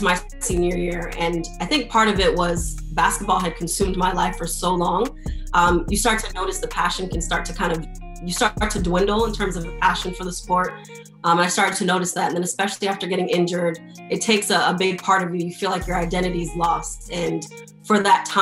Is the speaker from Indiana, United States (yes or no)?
no; Miami, Florida, United States; I'm born and raised in Miami, Florida